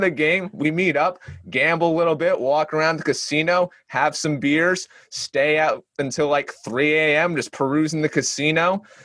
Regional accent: Northeast, United States; I'm from the Northeast

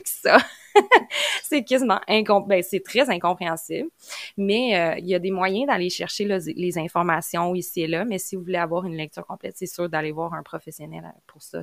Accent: Quebec, Canada; accent: Québécois; je viens du Québec, donc vous l'entendez à mon accent

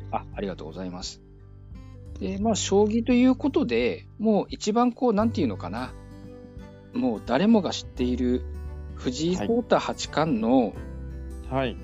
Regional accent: Aichi, Japan; also born or lived in Seto, Aichi; 同じ愛知県ですから、私。

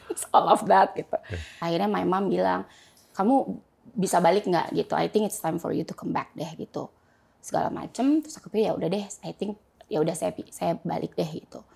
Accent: Jakarta, Indonesia; saya uh, lahir di Jakarta Pak, ya. gitu. Um, kemudian eh, saya SM, ya saya di Jakarta aja

